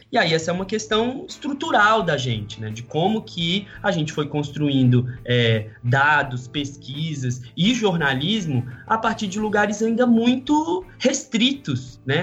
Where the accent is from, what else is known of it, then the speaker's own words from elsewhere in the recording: Ceilândia, Federal District, Brazil; moved away as an adult; also born or lived in Brazlândia / São Paulo; now in Rio de Janeiro, Brazil; eu vim do Distrito Federal, nasci e cresci numa cidade que chama Ceilândia até metade da infância. Depois eu fui para uma cidade chamada Braslândia